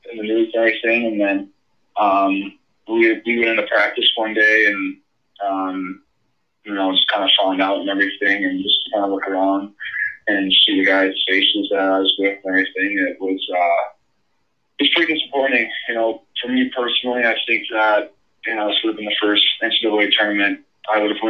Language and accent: English; Skokie, Illinois, United States; Skokie, Skokie, Illinois is, is uh, so much Chicago and everything.